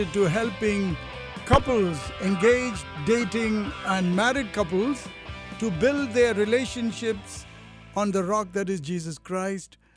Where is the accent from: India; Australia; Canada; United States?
India; moved away; growing up in India where there was only hot and hotter and hottest